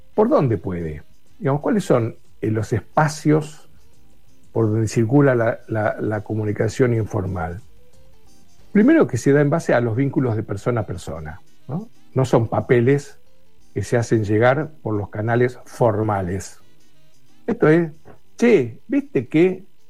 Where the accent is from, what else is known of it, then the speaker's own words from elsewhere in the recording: Buenos Aires, Argentina; somos porteños